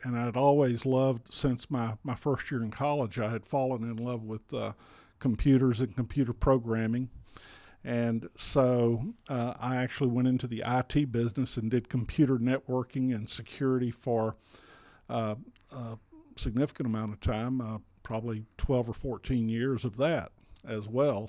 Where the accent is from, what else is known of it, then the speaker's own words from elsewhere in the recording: South Alabama, United States; moved away as an adult; now in Pendergrass, Georgia, United States; my wife, Amy, and I grew up in South Alabama